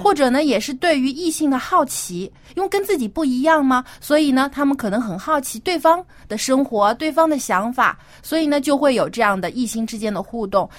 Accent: China; 我们中国人可能也是还有一些这种传统和保守的思想

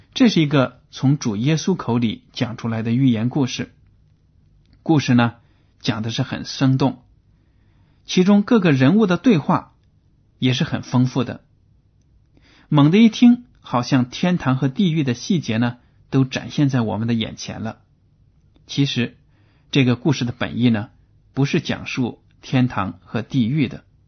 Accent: China; 我们中国人

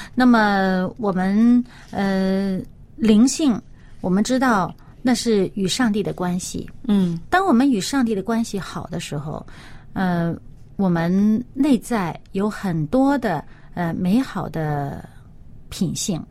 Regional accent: China; 我们中国人

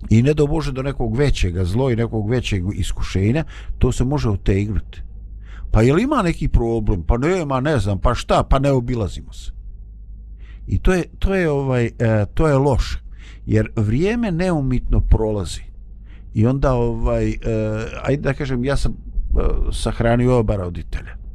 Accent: Bosnia & Herzegovina

